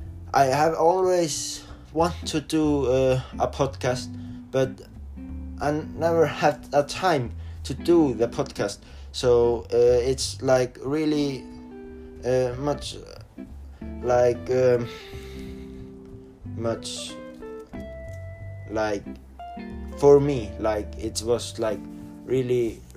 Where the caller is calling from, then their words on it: Norway; I'm studying in Flensburg. I'm online from Norway, so the teacher is always like going and send me like emails and things like